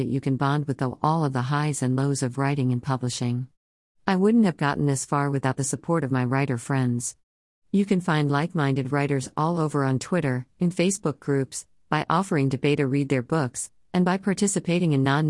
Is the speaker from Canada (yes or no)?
yes; British Columbia, Canada; also born or lived in Los Angeles, United States; now in Wisconsin, United States; Though I was born in Los Angeles and grew up on Vancouver Island, British Columbia, I currently live in Wisconsin with my family.